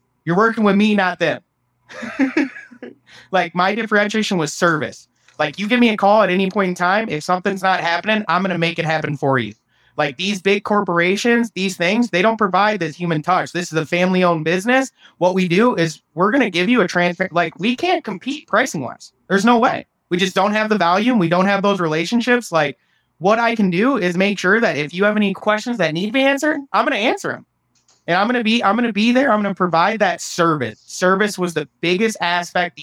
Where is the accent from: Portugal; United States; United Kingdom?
United States; small town Iowa; moved away as an adult; now in Austin, United States; it was very hard to make that leap out of my hometown